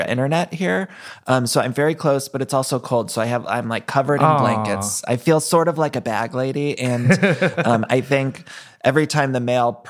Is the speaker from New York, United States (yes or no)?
no; Solon, Ohio, United States; moved away; I grew up just outside of Cleveland, a place called Solon, Ohio